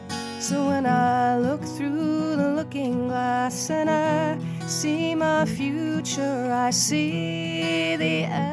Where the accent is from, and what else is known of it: Kitchener, Ontario, Canada; now in Hamilton, Canada